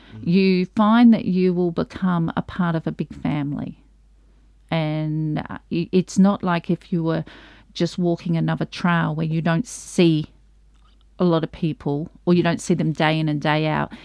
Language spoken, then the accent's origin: English; Australia; I'm from Australia